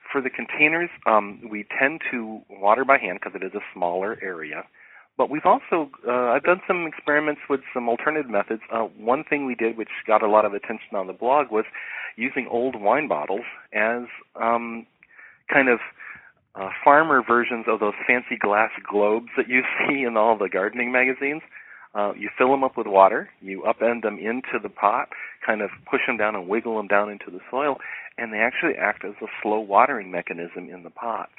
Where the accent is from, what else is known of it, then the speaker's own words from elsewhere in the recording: Ohio, United States; moved away as an adult; now in Los Angeles, United States; growing up in Ohio, where you had very defined seasons.